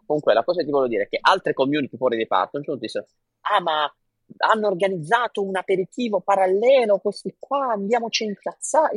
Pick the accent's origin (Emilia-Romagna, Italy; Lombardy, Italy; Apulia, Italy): Apulia, Italy; Bari; moved away; also born or lived in Singapore; io da barese